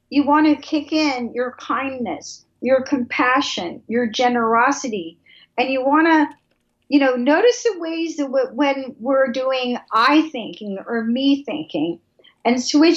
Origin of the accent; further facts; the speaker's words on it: Atlanta, Georgia, United States; I am from Atlanta, I'm from the South